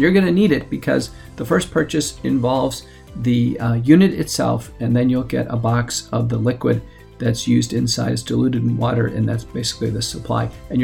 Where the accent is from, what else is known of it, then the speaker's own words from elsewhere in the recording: United States; as an American